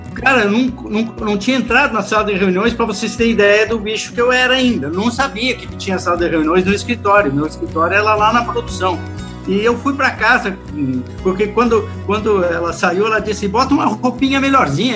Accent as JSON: {"language": "Portuguese", "town": "Lagoa Vermelha", "region": "Rio Grande do Sul", "country": "Brazil", "tie": "born or raised there", "also_born_or_lived": "Viamão / Carazinho", "said": "eu nasci em Lagoa Vermelha, em 1900 e antes, né? E, e, e de lá, de menino de pobre, fui engraxate"}